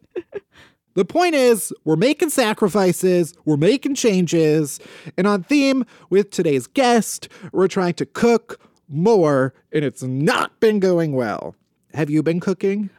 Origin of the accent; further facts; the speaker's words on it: Midwest, United States; I was raised very Midwestern.